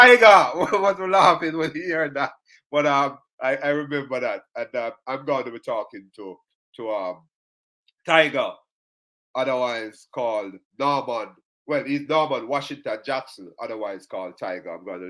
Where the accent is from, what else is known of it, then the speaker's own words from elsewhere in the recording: Kingston, Jamaica; St. Patrick's Primary in Waterhouse, where I grew up.